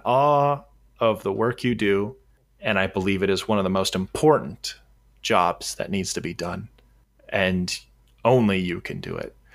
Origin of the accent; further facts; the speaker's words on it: Southern California, United States; the long-haired fuck from Southern California